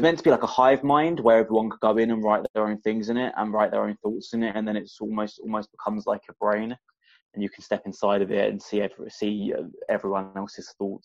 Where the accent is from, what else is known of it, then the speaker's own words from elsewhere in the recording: Essex, East of England, United Kingdom; I grew up in Essex, and people are angry